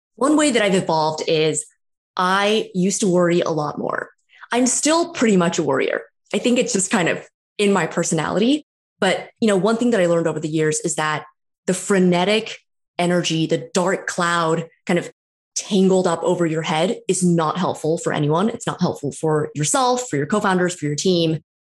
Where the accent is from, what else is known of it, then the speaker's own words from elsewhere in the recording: San Francisco Bay Area, California, United States; also born or lived in New York; now in Toronto, Canada; I'm from the San Francisco Bay Area originally, born and raised